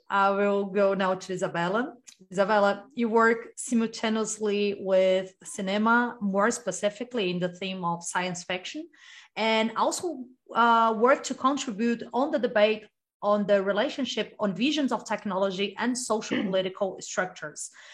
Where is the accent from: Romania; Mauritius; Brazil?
Brazil; I'm from Brazil